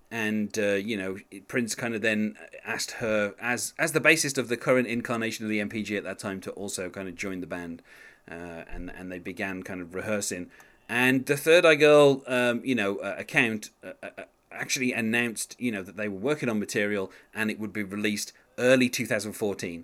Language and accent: English; West Bromwich, West Midlands, United Kingdom; born in my hometown